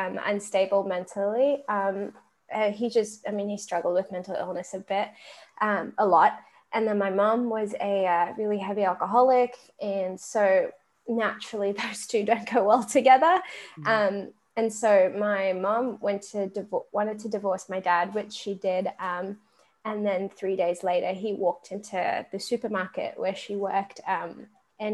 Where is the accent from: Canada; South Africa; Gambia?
South Africa; also born or lived in Australia; now in United States; Grew up in South Africa, then moved to Australia. And now I live in America